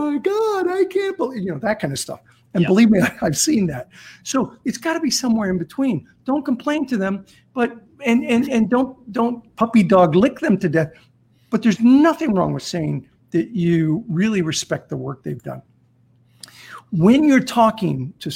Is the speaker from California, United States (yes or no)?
yes; Azusa, California, United States; also born or lived in South Central LA; I grew up in Azusa, California